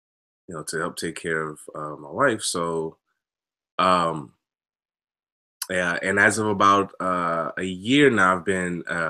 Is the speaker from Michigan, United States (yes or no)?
no; New Orleans, Louisiana, United States; I'm originally from New Orleans